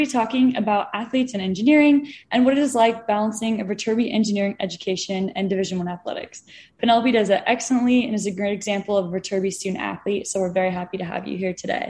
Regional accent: Ventura, California, United States; I'm from Ventura, California.

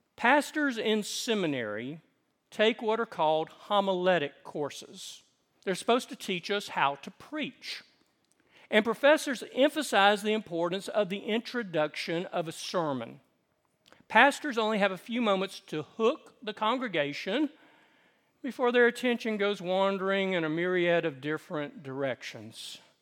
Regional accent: the South, United States; I grew up in the South

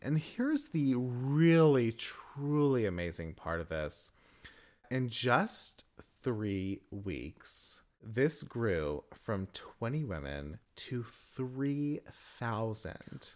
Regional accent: the South, United States; from the South. Southern born, Southern bred.

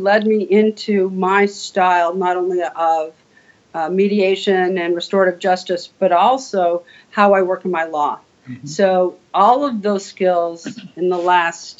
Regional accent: Ontario, California, United States; moved away as an adult; also born or lived in Illinois; now in Wisconsin, United States; I was in Ontario, California, born and raised

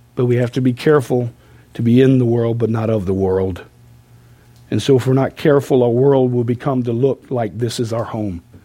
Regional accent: United States; we as American people

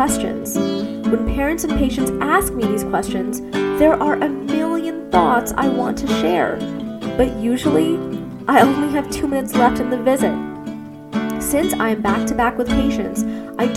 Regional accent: New York City, New York, United States; moved away as an adult; now in Arizona, United States; I was growing up in New York City

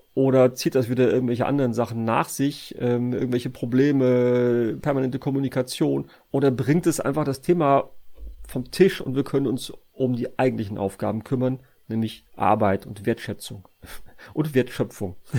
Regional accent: Sauerland, North Rhine-Westphalia, Germany; ich komme ja aus Westfalen, äh, beziehungsweise das sage ich immer nur, um zu verschleiern, dass ich eigentlich aus dem Sauerland komme

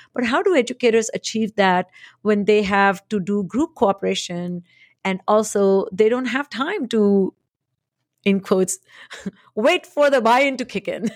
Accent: India; moved away; I was born and raised in India

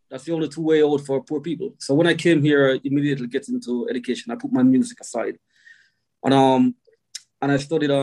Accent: Kingston, Jamaica; moved away as an adult; also born or lived in St. Thomas, Jamaica; now in Wales, United Kingdom; So I'm from Jamaica, as you know. So I was born in Kingston in a small district called Papin, Kentire. Grew up around a lot of musical people.

